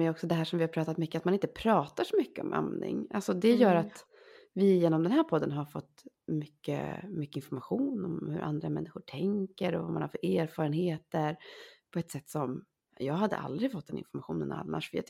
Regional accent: Sweden; Vi är så svenskar.

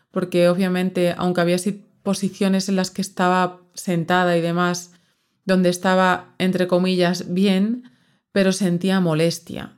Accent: southern Extremadura, Spain; moved away; yo soy del sur de Extremadura, muy al sur, de hecho estoy como a una hora, hora y cuarto de Sevilla

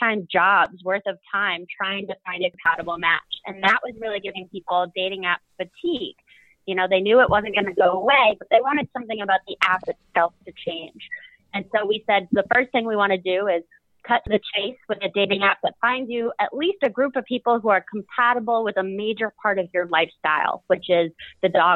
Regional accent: Boston, Massachusetts, United States; now in New Orleans, United States; I grew up in Boston, Massachusetts with my sister

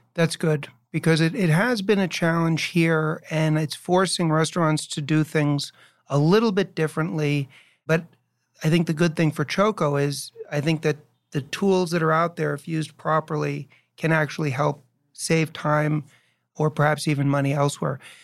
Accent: New York, United States; also born or lived in Chicago; now in New Jersey, United States; I was born and raised in New York and I lived in Chicago for five years

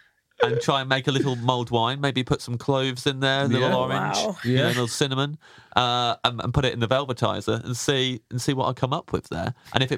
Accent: Kettering, East Midlands, United Kingdom

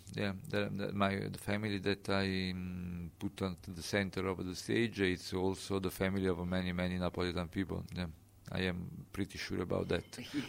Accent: Naples, Campania, Italy

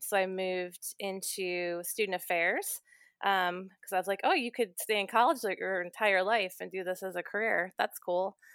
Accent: near Cleveland, Ohio, United States; moved away as an adult; also born or lived in Philadelphia; now in Lancaster, United States; I grew up near Cleveland, Ohio

